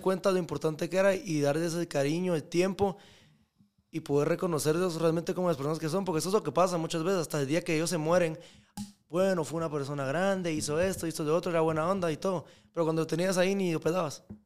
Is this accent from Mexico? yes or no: no; Guatemala; yo soy de Guatemala